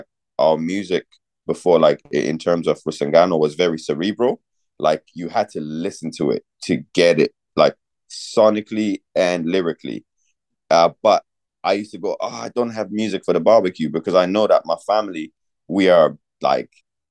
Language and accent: English; Zimbabwe; now in Ireland; So I was born in Zimbabwe. I was raised on Kwaito